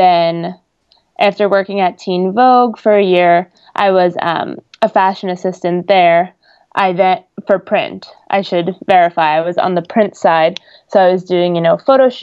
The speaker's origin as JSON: {"language": "English", "region": "New York", "country": "United States", "said": "I am from New York, so it made interning in the city during the summer very easy, and I got to just commute every day"}